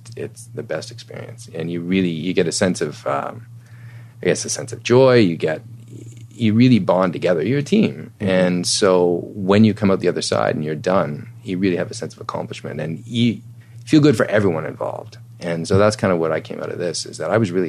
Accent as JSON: {"language": "English", "country": "Canada"}